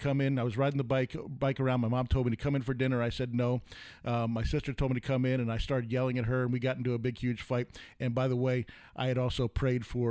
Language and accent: English; New York, United States; moved away; I grew up in New York, and we had a camp.